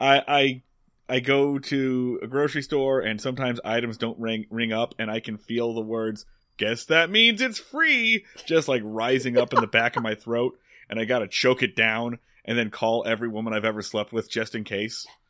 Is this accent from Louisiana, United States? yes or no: no; Philadelphia, Pennsylvania, United States; Philadelphia, Pennsylvania.